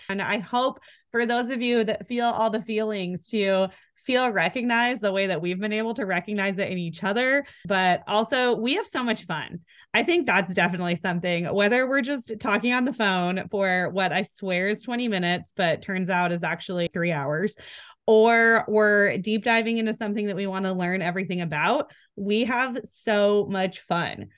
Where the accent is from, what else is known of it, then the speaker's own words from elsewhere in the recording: Spokane, Washington, United States; moved away as an adult; also born or lived in Coeur d'Alene, Idaho; now in Idaho, United States; I grew up in Spokane